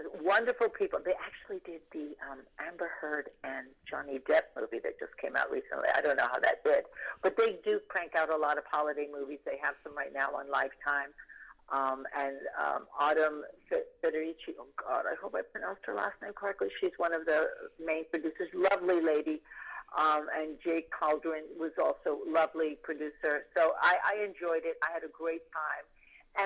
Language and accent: English; Puerto Rico; moved away; growing up in Puerto Rico, we do celebrate January 6th